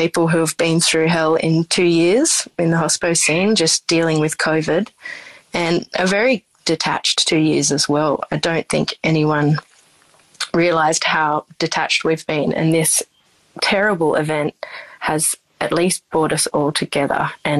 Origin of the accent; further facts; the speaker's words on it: Coleambally, New South Wales, Australia; But I grew up out in the Riverina in a small town called Collyambly on a sheep and rice farm, an irrigated area.